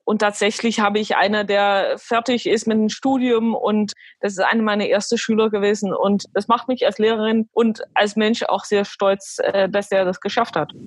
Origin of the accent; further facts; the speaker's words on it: Alkmaar, North Holland, Netherlands; also born or lived in Belgium; now in Aachen, Germany; gebürtige Holländerin oder Niederländerin, so wie, wie die meisten sagen, und bin geboren in Alkmaar